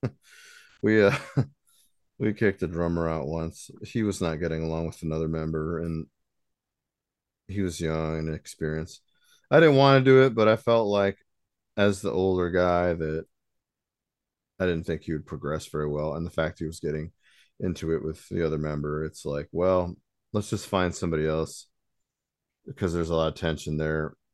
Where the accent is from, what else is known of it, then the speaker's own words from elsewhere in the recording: South Bend, Indiana, United States; we're from South Bend